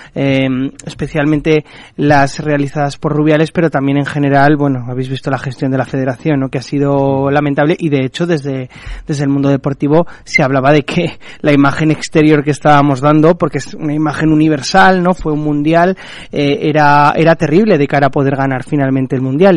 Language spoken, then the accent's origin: Spanish; Spain; como españoles